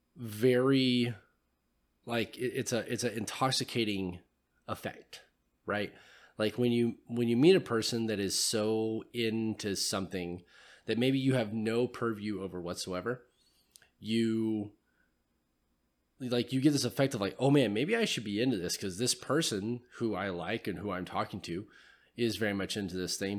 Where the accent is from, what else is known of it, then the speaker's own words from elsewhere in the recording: California, United States; now in Tennessee, United States; I'm from California